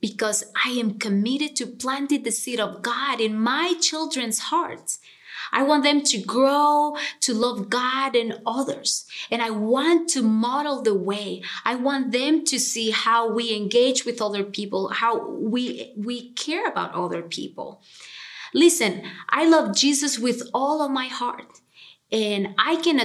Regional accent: Honduras; moved away as an adult; now in Cincinnati, United States; I am originally from Honduras and I moved to Cincinnati almost 10 years ago

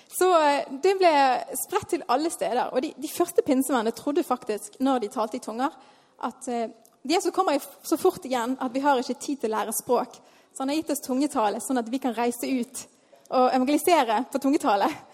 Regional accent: Bergen, Vestland, Norway; Jeg vokste opp her i Tabernaklet.

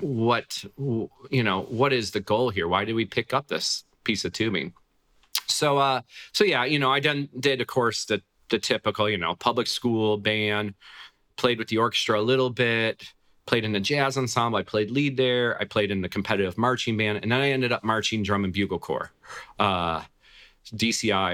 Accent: Buffalo, New York, United States; in New York State, which is where I grew up in the Buffalo, New York area

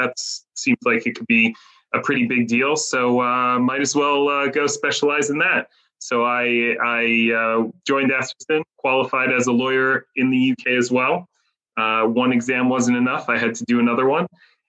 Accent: Jerusalem, Jerusalem District, Israel; also born or lived in Harrisburg, Pennsylvania, United States; as you can probably hear from my accent, originally from the US of A, Harrisburg, PA, to be exact. And then at the age of 7, moved to Israel with my family. So grew up in Jerusalem, and which is where I live now.

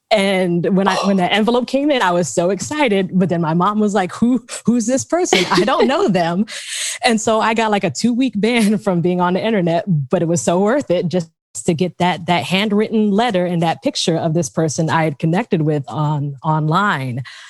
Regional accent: Raleigh, North Carolina, United States; I'm from Raleigh, North Carolina.

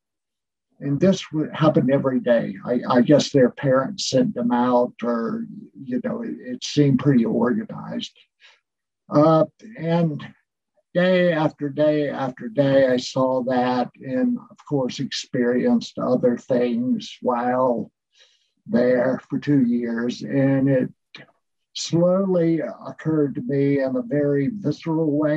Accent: Eastern North Carolina, United States; moved away as an adult; I grew up in Eastern North Carolina in a rural area

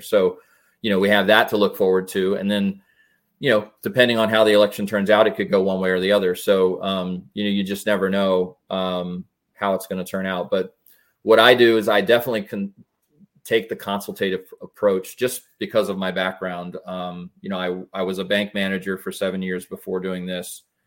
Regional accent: West Pasco, Florida, United States; now in Wesley Chapel, United States; I was born and raised over in West Pasco area

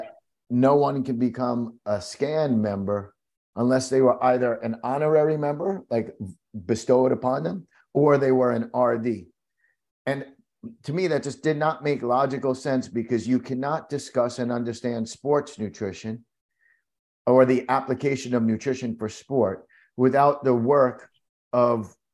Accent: New York City, New York, United States; also born or lived in Florida; being born and growing up in New York

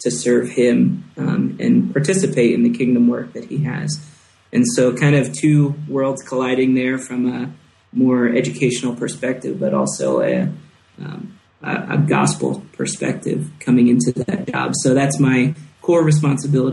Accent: Philadelphia, New Jersey, United States; moved away as an adult; now in Quito, Ecuador; I was born and raised in the Philadelphia, South Jersey area. So I'm a Philly boy, South Jersey boy

